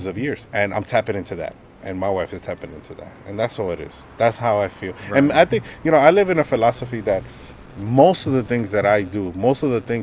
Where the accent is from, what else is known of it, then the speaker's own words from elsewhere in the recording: United States; I am Dominican, but I was born here